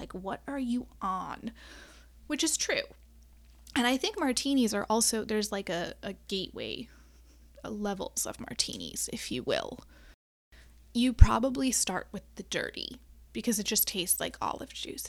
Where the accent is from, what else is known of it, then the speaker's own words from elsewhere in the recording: Midwest, United States; now in Chicago, United States; as a Midwesterner, a born and bred middle of the country gal